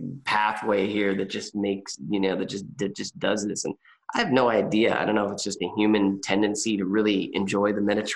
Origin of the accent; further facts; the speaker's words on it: California, United States; moved away as an adult; also born or lived in Portland / Santa Barbara; growing up in California my whole life